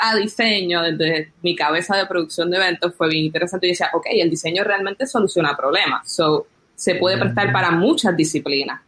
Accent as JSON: {"language": "Spanish", "country": "Puerto Rico", "said": "nosotros los puertorriqueños"}